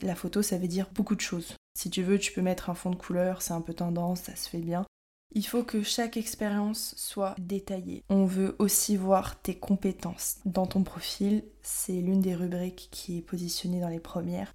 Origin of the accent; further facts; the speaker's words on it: France; moved away as an adult; now in Montreal, Canada; nous les Français